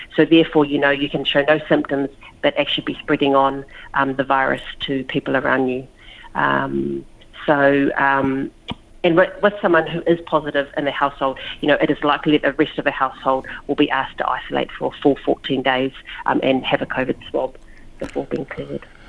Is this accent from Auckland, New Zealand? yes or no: no; Lower Hutt, Wellington, New Zealand; moved away as an adult; now in Australia; I was born in Wellington, yeah, Lower Hutt, Wellington, uh, New Zealand, but my parents um, are born in uh, Samoa